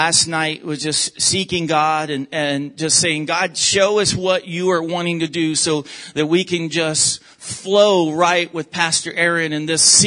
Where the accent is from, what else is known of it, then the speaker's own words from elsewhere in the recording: the South, United States; moved away; also born or lived in Oklahoma / Texas; I am from the South, from Oklahoma and Texas